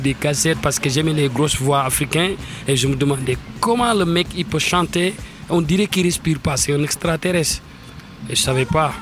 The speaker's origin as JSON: {"language": "French", "country": "Senegal", "tie": "born or raised there", "also_born_or_lived": "Saint-Étienne / Lyon / Rouen / Paris", "moved": "as an adult", "lives_now": "France", "said": "la musique qui a bercé mon enfance au Sénégal"}